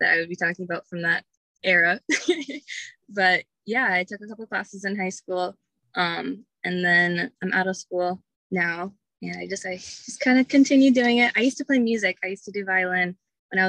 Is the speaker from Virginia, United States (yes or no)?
yes; Chester, Virginia, United States; also born or lived in Richmond, Virginia; I went to Clover Hill. It's like in Chester